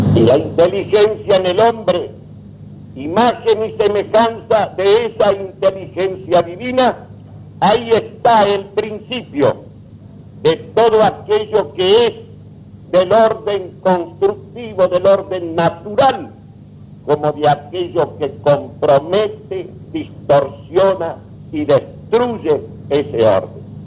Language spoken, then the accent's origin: Spanish; Argentina; como argentinos